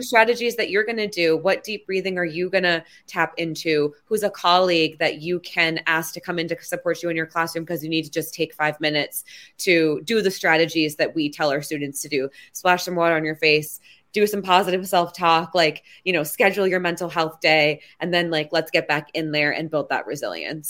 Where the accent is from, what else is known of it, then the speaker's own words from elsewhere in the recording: Washington, District of Columbia, United States; it's my hometown. Um, I'm born and raised in D C.